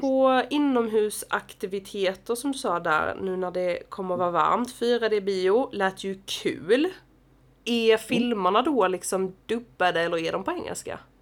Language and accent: Swedish; Sweden; hemma i Sverige